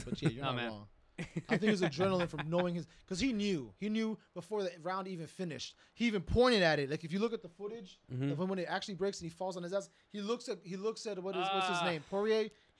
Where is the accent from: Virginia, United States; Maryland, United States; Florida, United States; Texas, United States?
Florida, United States; South; now in Washington, D.C., United States; I come from South Florida.